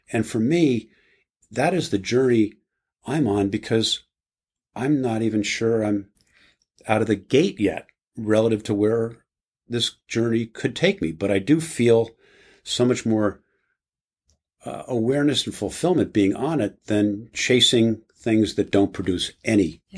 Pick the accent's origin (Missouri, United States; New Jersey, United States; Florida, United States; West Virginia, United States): New Jersey, United States; I was raised in New Jersey in a small town Catholic community